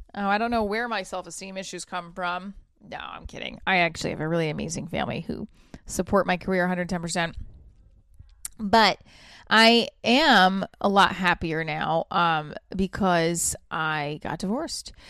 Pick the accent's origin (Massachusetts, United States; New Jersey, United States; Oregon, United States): New Jersey, United States; I'm from Jersey